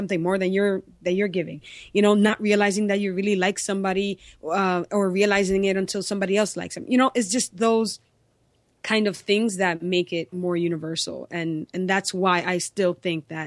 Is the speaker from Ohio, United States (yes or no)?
no; New York City, New York, United States; I was born and raised in New York, in New York City.